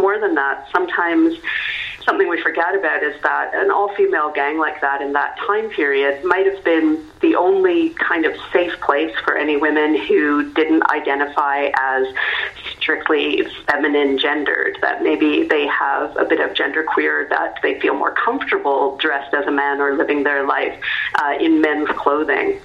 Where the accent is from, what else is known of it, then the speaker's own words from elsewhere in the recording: Canada; I'm Canadian